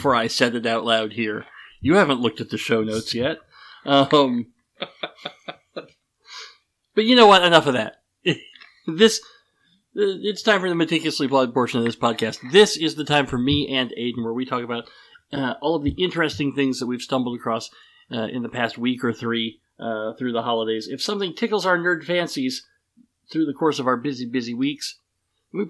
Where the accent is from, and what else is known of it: Wyoming, United States; born or raised there